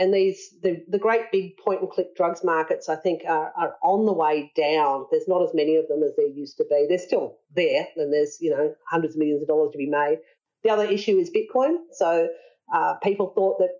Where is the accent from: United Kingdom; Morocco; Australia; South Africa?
Australia; we're Australian